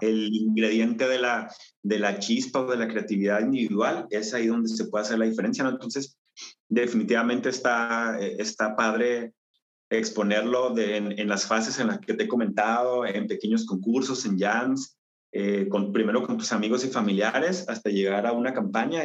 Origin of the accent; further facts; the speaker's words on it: Chihuahua, Mexico; soy mexicano, nací en el estado de Chihuahua, en la ciudad de Chihuahua